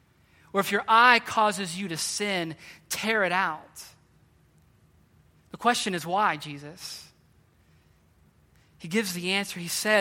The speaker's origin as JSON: {"language": "English", "region": "West Virginia", "country": "United States", "tie": "born or raised there", "said": "I grew up in West Virginia hunting and fishing. Loved it."}